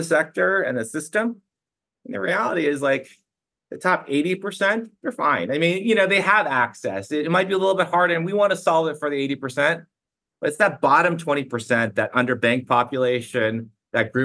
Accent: United States; also born or lived in China; My parents moved to the States when I was 4.5 years old

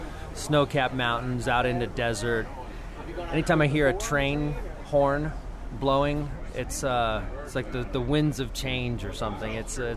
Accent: Salinas, California, United States; also born or lived in Walnut Creek, California / Pollock Pines, California; I was born in the East Bay Area in Walnut Creek, California. Grew up in my early years in Salinas, California, and finally settled near Lake Tahoe, Pollock Pines, California, population 4,000, elevation 4,000.

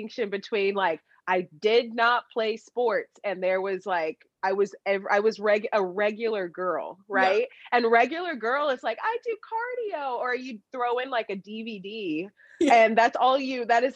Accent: Dallas, Texas, United States; I'm from Dallas, Texas

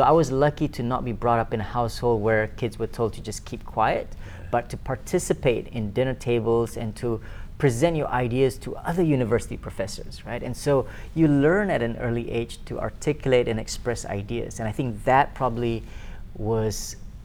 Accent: Kuala Lumpur, Malaysia; I was born and bred in Kuala Lumpur, Malaysia

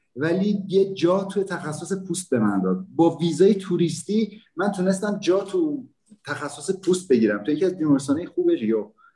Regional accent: Iran; moved away as an adult; now in Brazil; زمانی که از ایران اومدم

